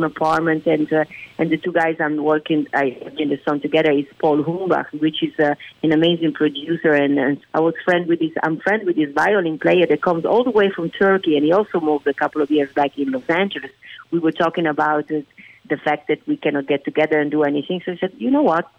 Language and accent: English; Venice, Veneto, Italy; English is a second language; moved away as an adult; now in Las Vegas, United States; being born and raised in Italy